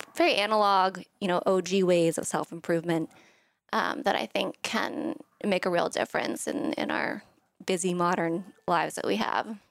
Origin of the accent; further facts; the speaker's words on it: Thailand; moved away; I'm from Thailand, um, and my family was there.